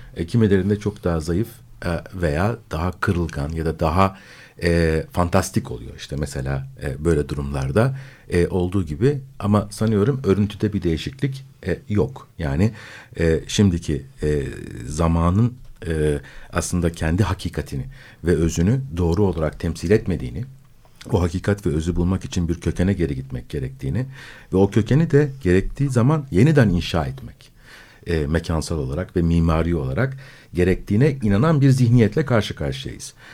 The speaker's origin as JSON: {"language": "Turkish", "region": "Istanbul", "country": "Turkey", "tie": "born or raised there"}